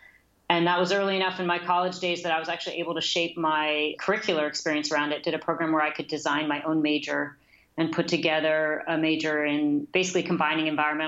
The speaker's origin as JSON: {"language": "English", "area": "Bay Area", "region": "California", "country": "United States", "said": "Fortunately, I was from the Bay Area. I came back here"}